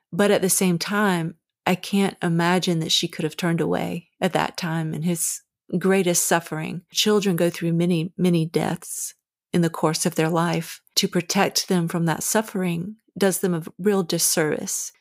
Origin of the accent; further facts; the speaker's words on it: the South, United States; Growing up in the South